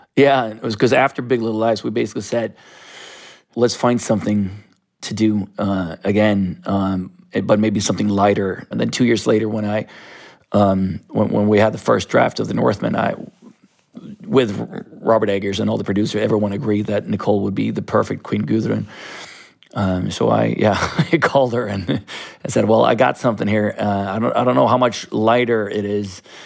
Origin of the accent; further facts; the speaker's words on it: Stockholm, Stockholm County, Sweden; I grew up in Sudermalm, which is a, a very artistic neighborhood of South Stockholm